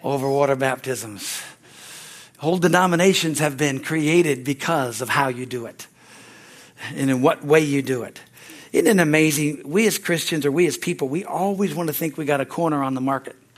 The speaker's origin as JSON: {"language": "English", "region": "California", "country": "United States", "tie": "born or raised there", "also_born_or_lived": "Pittsburgh, Pennsylvania", "moved": "as an adult", "said": "I grew up here in California"}